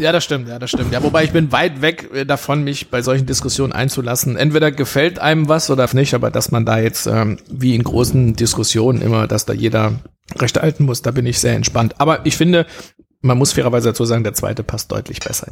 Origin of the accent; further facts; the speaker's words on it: Sauerland, North Rhine-Westphalia, Germany; Ich bin gebürtiger Sauerländer. Ja, also ich bin im Sauerland geboren